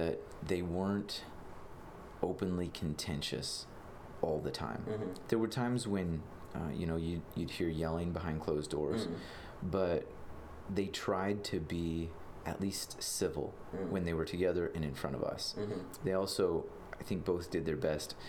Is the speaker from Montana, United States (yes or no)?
yes; Billings, Montana, United States; born and raised in Billings